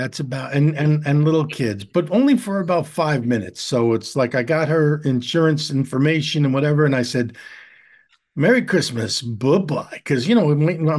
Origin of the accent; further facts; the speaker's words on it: New York City, New York, United States; moved away; I grew up in New York City. I grew up in the projects